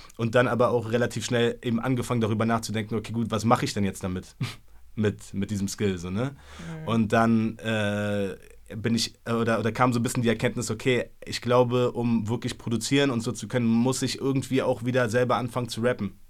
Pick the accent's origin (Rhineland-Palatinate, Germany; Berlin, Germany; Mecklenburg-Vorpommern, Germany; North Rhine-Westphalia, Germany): Berlin, Germany; so mit 15, 16, so als Berliner Junge, keine Ahnung, so in Schöneberg auf der Schule